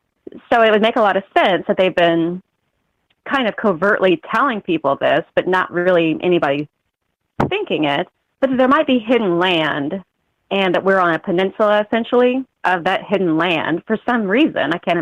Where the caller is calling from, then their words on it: Missouri, United States; I'm calling. Oh, okay. I'm calling from Missouri. I don't know if my connection will be okay. I'm pretty rural.